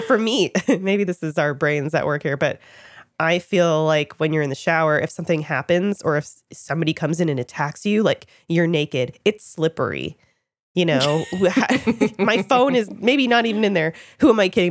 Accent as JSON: {"language": "English", "town": "Toronto", "region": "Ontario", "country": "Canada", "tie": "born or raised there", "said": "I'm Canadian, and I was living in Toronto at the time, grew up there"}